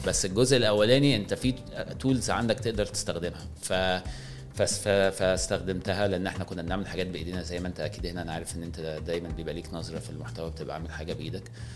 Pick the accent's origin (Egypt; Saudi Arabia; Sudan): Egypt; واحنا كمصريين